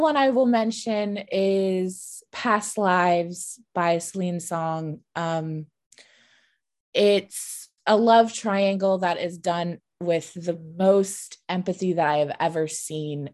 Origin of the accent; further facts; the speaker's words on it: United States; when I say hometown, I mean, like, a suburb of D C